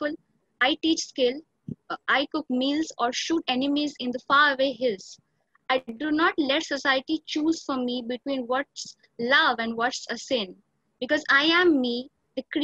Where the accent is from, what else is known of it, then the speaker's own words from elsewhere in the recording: Eastern India, West Bengal, India; I'm from Eastern India, the state of West Bengal.